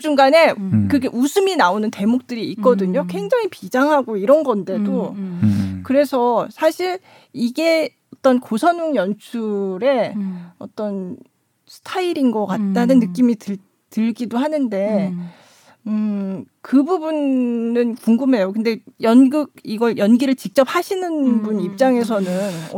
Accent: South Korea; now in Qingdao, China

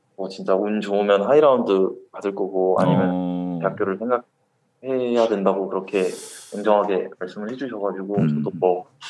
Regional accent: Gwangju, South Korea; moved away as an adult; also born or lived in Masan, Changwon; now in Changwon, South Korea; 저는 광주에 수편 음. 왔는데요. 음. 아. 아버지께서 고향이 거긴데

